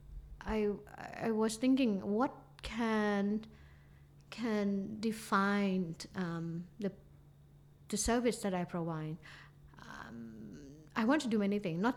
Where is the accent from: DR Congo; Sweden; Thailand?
Thailand; Phuket; also born or lived in Qatar; I'm going to go back to my hometown